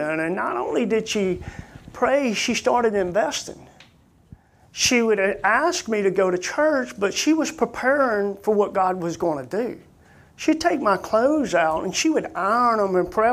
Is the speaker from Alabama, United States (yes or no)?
yes; Coleman, Alabama, United States; We're from Coleman, Alabama, where we grew up